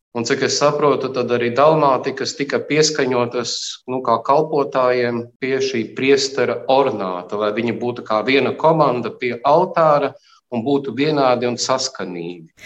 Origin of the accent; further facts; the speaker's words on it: Varakļāni, Latgale, Latvia; moved away; pats nāku, esmu dzimis Varakļānos